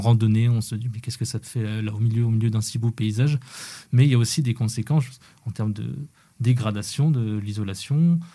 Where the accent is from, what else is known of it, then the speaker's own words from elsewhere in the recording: Haut-Doubs, Bourgogne-Franche-Comté, France; je viens du, du, du Haut-Doubs à la frontière suisse